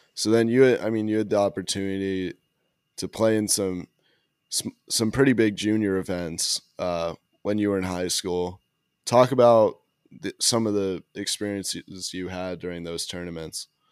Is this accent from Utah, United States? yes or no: yes; Park City, Utah, United States; I'm from Park City, like, another small ski town